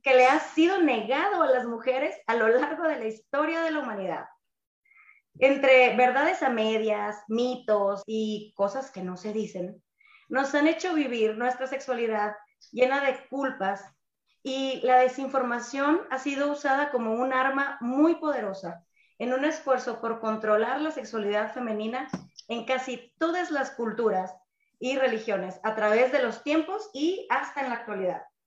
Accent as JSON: {"language": "Spanish", "region": "Sonora", "country": "Mexico", "moved": "as an adult", "said": "soy sonorense, foránea desde hace casi una década"}